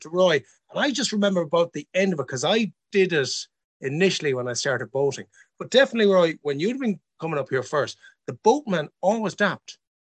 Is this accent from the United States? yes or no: no; Ireland; as an Irish person